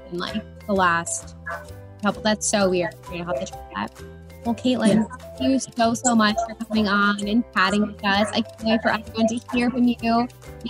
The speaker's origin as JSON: {"language": "English", "region": "New Jersey", "country": "United States", "tie": "born or raised there", "said": "I grew up in New Jersey"}